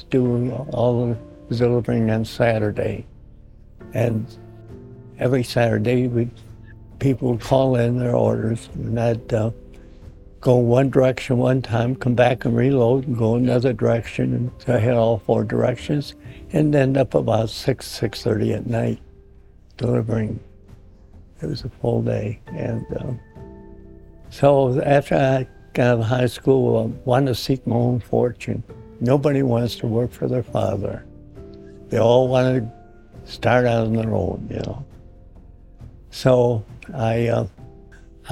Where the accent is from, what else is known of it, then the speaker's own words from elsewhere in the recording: Cleveland, Ohio, United States; also born or lived in Brecksville, Ohio; I was born in Cleveland, Ohio.